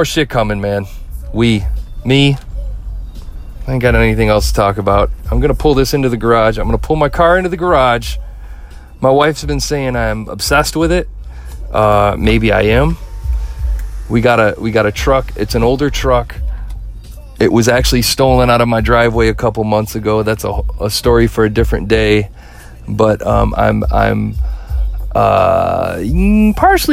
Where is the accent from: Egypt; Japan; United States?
United States; Midwest; I'm from the Midwest and we're fair to everybody.